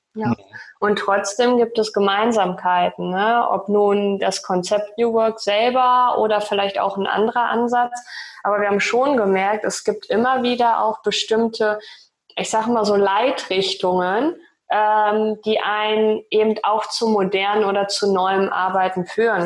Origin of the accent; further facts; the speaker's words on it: Osnabrück Land, Lower Saxony, Germany; moved away as an adult; also born or lived in Bielefeld; now in Hamburg, Germany; ich bin aufgewachsen im Osnabrücker Land